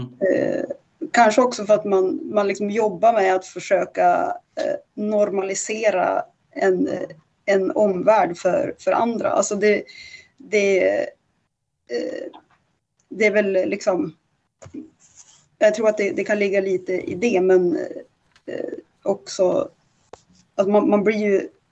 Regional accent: inland Norrland, Sweden; now in Stockholm, Sweden; jag kommer från ett ganska litet ställe. Mm. Eh, som, eh, och, och ganska heteronormativt. Liksom Norrlands inland, pytteliten by. Alla känner alla

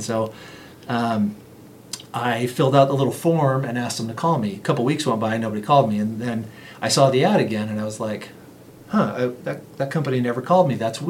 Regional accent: Las Vegas, Nevada, United States; And growing up in Las Vegas, that was not the case there.

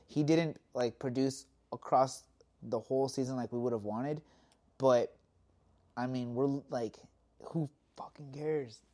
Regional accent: Southern California, United States; us growing up in California

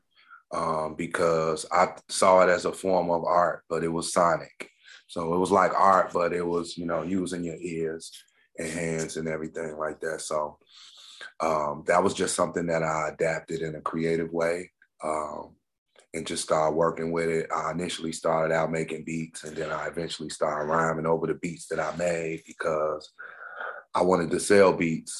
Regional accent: Chicago, Illinois, United States; I'm from Inglewood originally, born and raised on the South Side

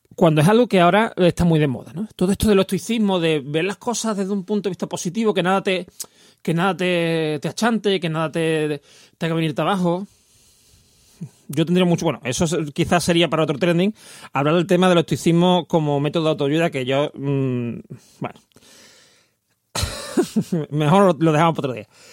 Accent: Seville, Andalusia, Spain; accent: Andalusian (soft, Seville city); tener un acento andaluz bastante suave porque soy de Sevilla y nosotros ceseamos y no ceseamos. Sevilla capital

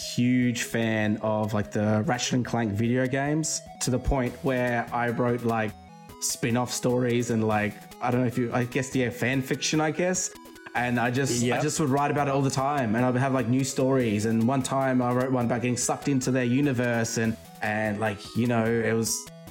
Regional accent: Australia; I actually grew up in the country, and I've just moved to like a capital city in my state now

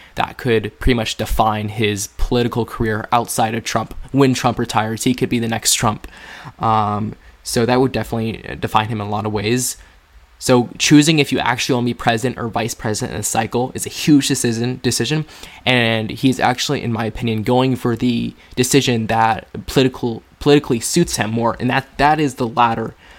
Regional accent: Walpole, New Hampshire, United States; RFK is coming to Walpole tomorrow. It's my hometown.

